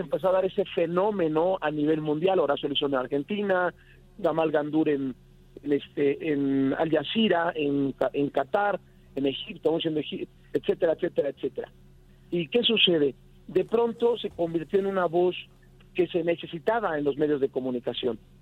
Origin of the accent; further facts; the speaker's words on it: Mexico; como mexicano